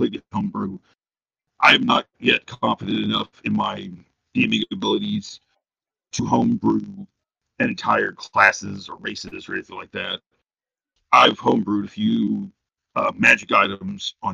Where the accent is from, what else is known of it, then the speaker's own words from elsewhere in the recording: Lebanon, United States; moved away; The closest game shop to me was about an hour away in my hometown of Lebanon